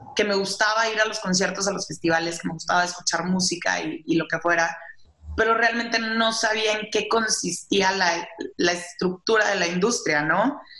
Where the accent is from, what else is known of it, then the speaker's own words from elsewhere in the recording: Saltillo, Coahuila, Mexico; moved away as an adult; also born or lived in Monterrey; now in Mexico City, Mexico; yo soy de Saltillo, digo, bueno, originalmente de Monterrey, pero he vivido toda mi vida en Saltillo prácticamente